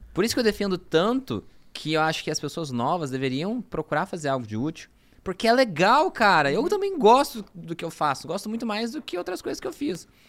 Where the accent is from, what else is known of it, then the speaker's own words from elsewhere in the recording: Franca, São Paulo, Brazil; moved away; also born or lived in Araraquara; eu sou de Franca